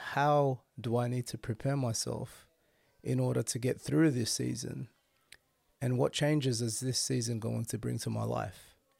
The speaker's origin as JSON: {"language": "English", "town": "Sydney", "region": "New South Wales", "country": "Australia", "tie": "born or raised there", "said": "Being born and bred in Sydney and raised in Sydney, this is my life"}